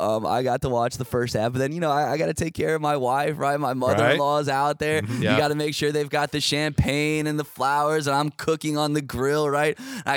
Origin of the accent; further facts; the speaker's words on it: Charlottesville, Virginia, United States; moved away; I grew up in Charlottesville. I moved back to Charlottesville